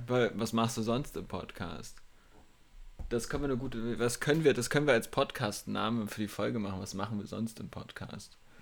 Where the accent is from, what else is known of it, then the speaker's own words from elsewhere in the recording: village near Lübeck, Schleswig-Holstein, Germany; moved away; ins Dorf neben dem Kuhkaff wollte, in dem meine Eltern wohnen, also das Elternhaus von mir ist